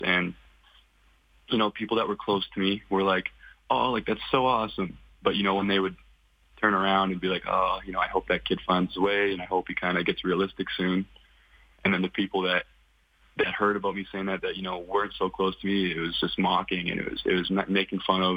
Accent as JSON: {"language": "English", "town": "Kelowna", "region": "British Columbia", "country": "Canada", "tie": "born or raised there", "said": "I'm from Kelowna, British Columbia. Um, raised my whole life there."}